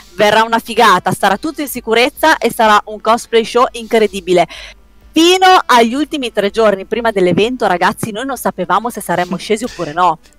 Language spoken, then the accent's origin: Italian; Parma, Emilia-Romagna, Italy; io sono di Parma